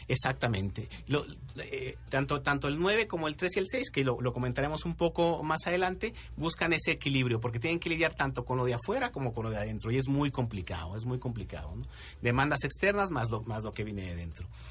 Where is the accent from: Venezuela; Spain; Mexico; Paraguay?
Mexico; a muchos de nosotros como mexicanos nos gusta el picante